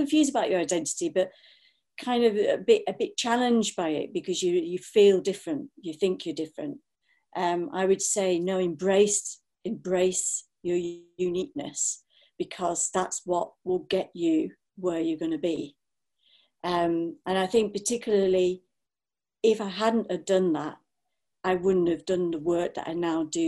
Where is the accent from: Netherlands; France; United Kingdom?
United Kingdom; Blackburn, North West England; it was not an easy time to grow up, you know, in a town like Blackburn.